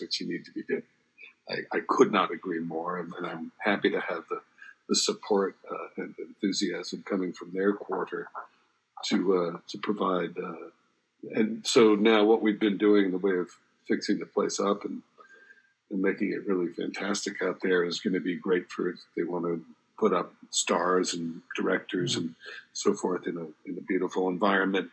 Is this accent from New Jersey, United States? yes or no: yes; New Jersey, United States; moved away; also born or lived in Los Angeles, California; growing up in New Jersey